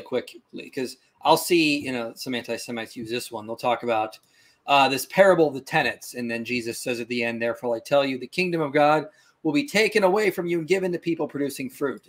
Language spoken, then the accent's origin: English; Pittsburgh, Pennsylvania, United States; I'm from Pittsburgh